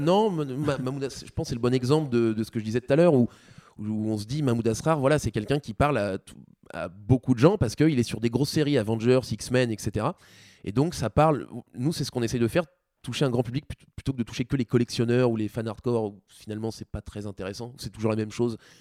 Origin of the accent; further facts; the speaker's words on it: France; nous en tant que Français